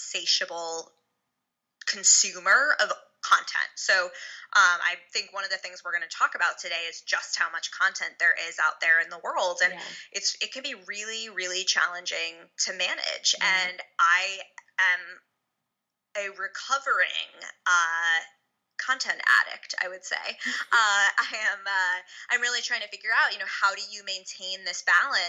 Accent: Larchmont, New York, United States; I grew up in Westchester County, just outside the city in a town called Larchmont.

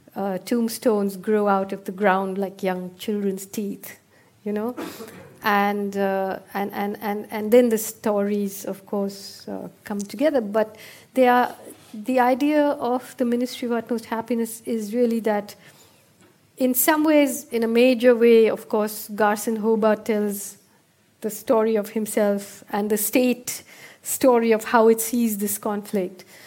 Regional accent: India; as an Indian

